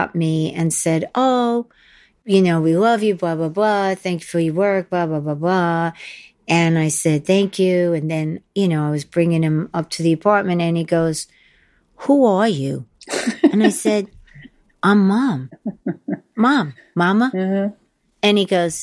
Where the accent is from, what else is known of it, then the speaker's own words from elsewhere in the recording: New York, United States; I'm just from New York. If you're in a cab, everybody sounds like me in New York